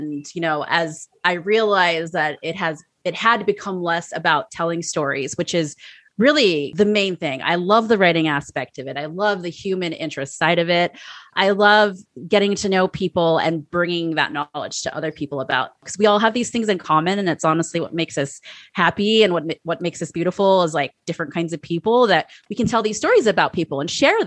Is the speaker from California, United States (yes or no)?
yes; San Francisco, California, United States; also born or lived in Iowa; San Francisco, which is my hometown